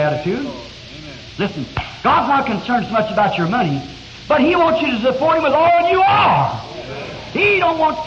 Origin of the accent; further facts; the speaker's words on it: United States; I'm American. I'm interested in my nation.